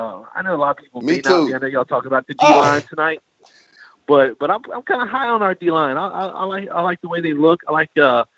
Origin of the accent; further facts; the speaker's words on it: Lakeland, Florida, United States; I grew up in Lakeland in Hillsborough County, area